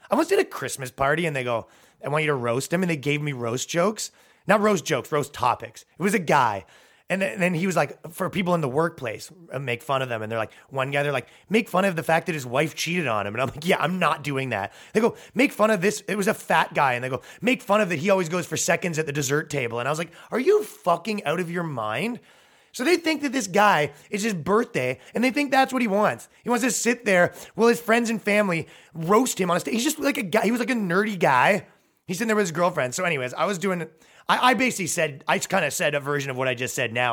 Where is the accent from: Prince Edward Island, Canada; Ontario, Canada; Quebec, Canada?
Ontario, Canada; Toronto; now in New York, United States; I'm from fucking Toronto. It's a five million person metropolitan